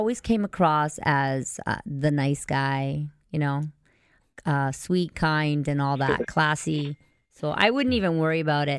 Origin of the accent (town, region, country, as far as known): Canada